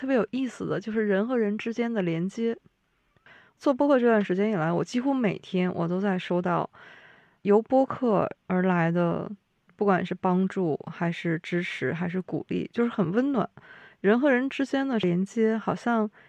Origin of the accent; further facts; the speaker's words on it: Liaoning, China; 我是辽宁人，姚老师是半个辽宁人，